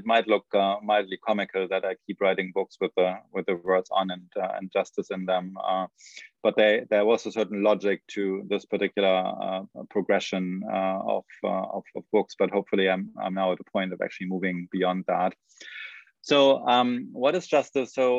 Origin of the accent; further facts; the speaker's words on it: Germany; moved away as an adult; now in United States; So I grew up in Germany, so I came to the United States only at the stage of PhD program